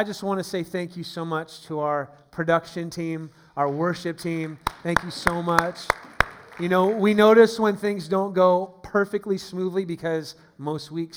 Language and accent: English; Steubenville, Ohio, United States; also born or lived in San Francisco Bay Area, California; now in Northern Virginia, United States; where my hometown is, where my family was, the roots are in Steubenville, Ohio